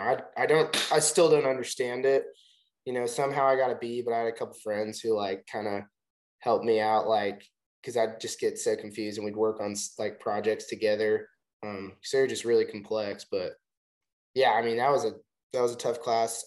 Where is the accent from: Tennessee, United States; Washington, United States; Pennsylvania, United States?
Tennessee, United States; Chattanooga; now in Nashville, United States; We're from Chattanooga, but we're in Nashville now